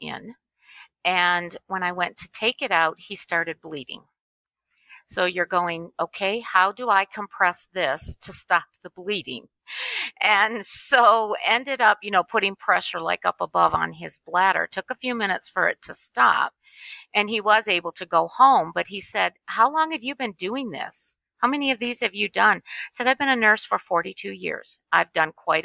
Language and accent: English; Michigan, United States; I was born and raised in Michigan